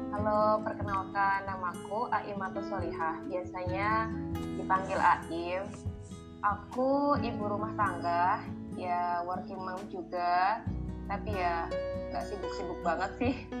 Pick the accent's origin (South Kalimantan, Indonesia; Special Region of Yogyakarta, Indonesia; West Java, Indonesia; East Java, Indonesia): East Java, Indonesia; Jombang; teman-temanku sesama teman di Jombang